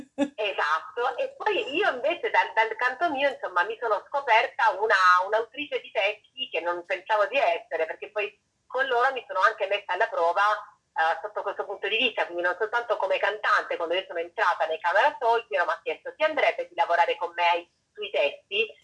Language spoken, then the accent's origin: Italian; Monopoli, Apulia, Italy; non sono barese, non sono propriamente di Bari, ma sono di Monopoli, quindi insomma qualche chilometro più a sud